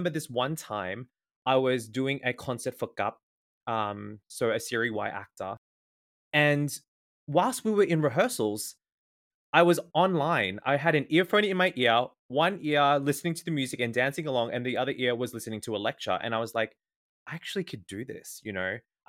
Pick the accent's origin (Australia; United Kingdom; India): Australia; I'm 28 years old. I am from Australia and I am a communication arts student.